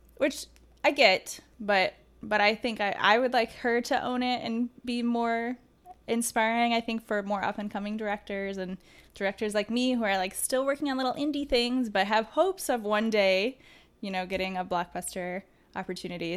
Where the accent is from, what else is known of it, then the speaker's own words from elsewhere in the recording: Detroit, Michigan, United States; I grew up in the Metro Detroit area